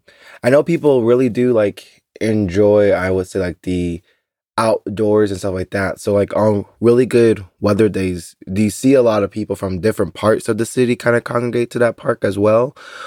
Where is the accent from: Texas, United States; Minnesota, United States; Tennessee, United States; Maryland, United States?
Texas, United States; now in Berlin, Germany; I'm a Southern boy. I'm from Texas. I love the South.